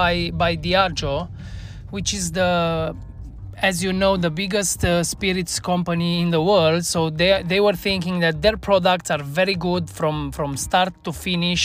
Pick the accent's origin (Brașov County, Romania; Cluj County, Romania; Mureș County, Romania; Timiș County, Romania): Cluj County, Romania; Cluj-Napoca; moved away as an adult; now in Bucharest, Romania; Last time I worked here in my hometown in Cluj-Napoca